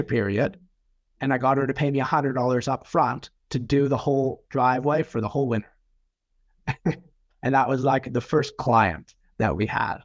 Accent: Manitoba, Canada; now in New Zealand; I come from Canada originally, so a lot of snow

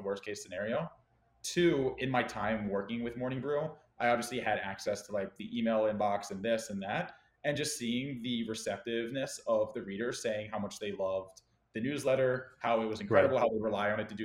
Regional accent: Baltimore, Maryland, United States; my hometown in Baltimore

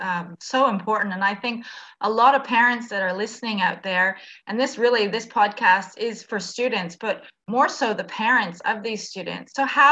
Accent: Canada; now in Australia; I'm from Canada, I don't really know the school system.

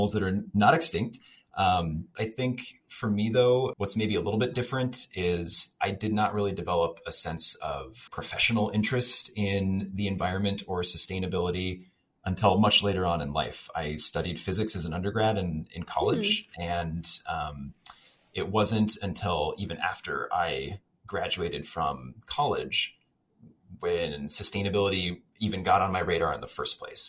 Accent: Kansas City, Kansas, United States; moved away as an adult; also born or lived in Chicago / Sweden; now in Madison, United States; I grew up in the Kansas City suburbs

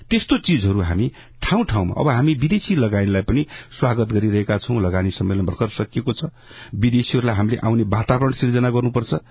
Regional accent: Benighat Rorang Rural Municipality, Dhading, Bagmati, Nepal; हामीले हाम्रै निर्वाचन क्षेत्रमा मेरो आफ्नै गाउँपालिकामा भेनघाट रोराङ गाउँपालिकाको माथि ताल्ती भन्ने ठाउँमा

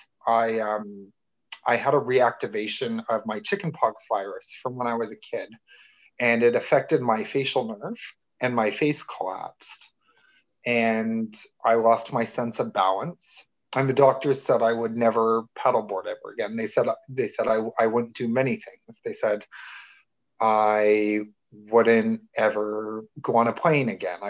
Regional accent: Toronto, Ontario, Canada; I'm from Toronto, Canada

